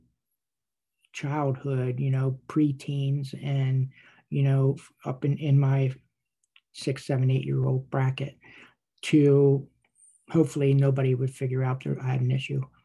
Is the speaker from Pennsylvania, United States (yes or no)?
yes; Wormleysburg, Pennsylvania, United States; I was born and raised in a little town in Cumberland County, Pennsylvania, called Wormleysburg